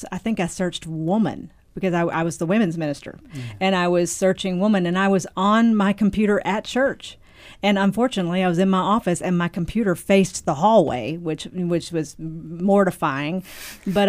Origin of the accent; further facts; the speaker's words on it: Nashville, Tennessee, United States; from Nashville